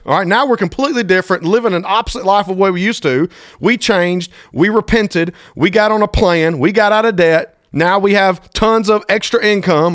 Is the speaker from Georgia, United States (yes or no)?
yes; Thomaston, Georgia, United States; my hometown, T-Town, Thomaston, Georgia